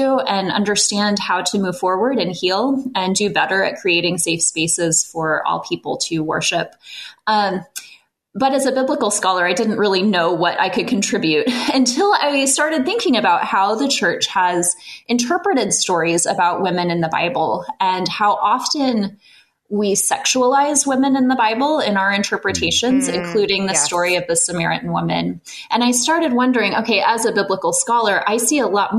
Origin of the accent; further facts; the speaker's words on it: central Illinois, United States; now in California, United States; I grew up actually in Illinois. My dad's a farmer in central Illinois. I grew up among the fields of corn and soybeans, but eventually landed here in California